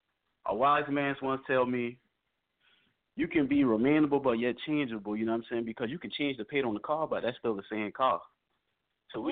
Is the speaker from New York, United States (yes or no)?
no; Charleston, South Carolina, United States; I'm from Charleston, South Carolina.